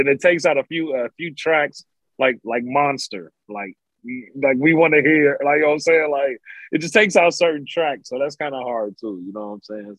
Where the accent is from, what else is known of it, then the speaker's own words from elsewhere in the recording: New York, United States; I'm from New York